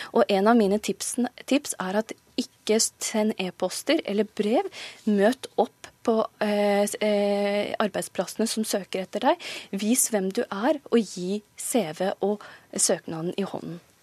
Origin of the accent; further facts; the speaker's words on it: Norway; jeg er født og oppvokst i Norge